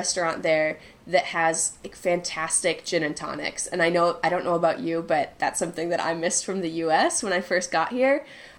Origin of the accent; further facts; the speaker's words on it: Minnesota, United States; now in Chile; It is pretty neutral, but, I mean, depending on where you go in Minnesota, you'll hear the, oh, yeah, don't you know I'm from Minnesota.